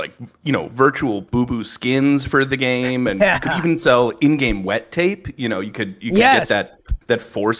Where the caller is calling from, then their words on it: Austin, Texas, United States; moved away; I'm calling from Austin, Texas.